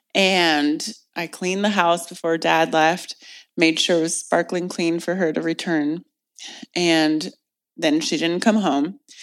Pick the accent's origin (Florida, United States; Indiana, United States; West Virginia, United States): Indiana, United States; Indianapolis; moved away as an adult; now in California, United States; I loved growing up in Indiana